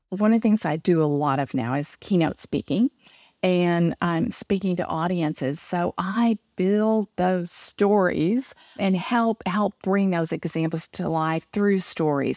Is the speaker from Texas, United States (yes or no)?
yes; Texas, United States; accent: southern; I was born in Texas. My parents, uh, were into farming and ranching, but we also had a grocery store. So, I, um, literally grew up out, uh, in a rural part of Texas